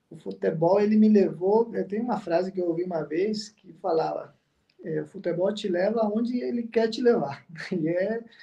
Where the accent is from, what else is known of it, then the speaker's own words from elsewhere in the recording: Cuiabá, Mato Grosso, Brazil; Sim, eu cresci, cresci aqui, cresci aqui, cresci em Cuiabá